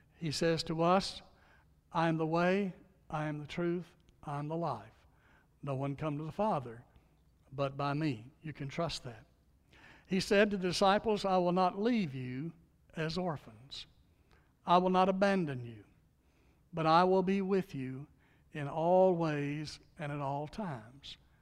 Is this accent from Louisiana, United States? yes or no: yes; Louisiana, United States; I was born in Louisiana